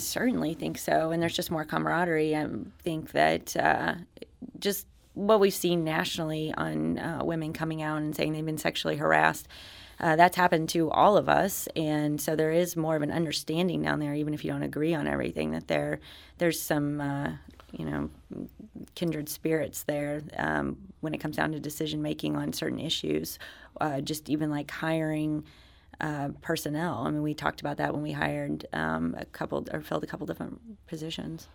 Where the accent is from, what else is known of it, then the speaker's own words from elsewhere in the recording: United States; moved away as an adult; also born or lived in Arkansas / Oklahoma / East Coast; now in Missouri, United States; I grew up in Arkansas and Oklahoma